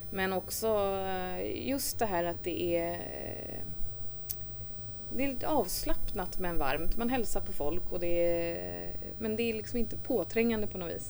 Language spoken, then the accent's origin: Swedish; Sweden; also born or lived in Thames, New Zealand; Eh, vi flyttade till Sverige när jag var fyra, så det var inte speciellt länge.